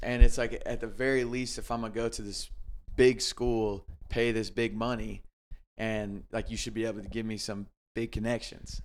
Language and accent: English; Greenville, South Carolina, United States; I grew up in Greenville, South Carolina